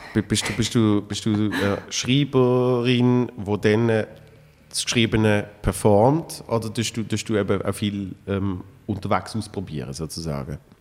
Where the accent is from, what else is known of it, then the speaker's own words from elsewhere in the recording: Switzerland; bei uns in der Schweiz